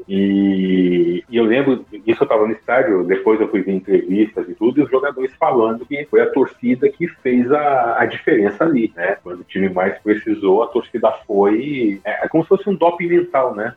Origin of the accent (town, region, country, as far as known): Niterói, Rio de Janeiro, Brazil